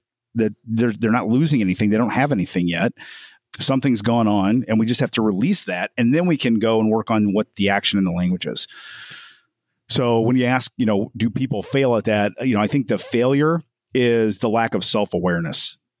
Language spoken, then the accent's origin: English; Evansville, Indiana, United States; I'm from Evansville, Indiana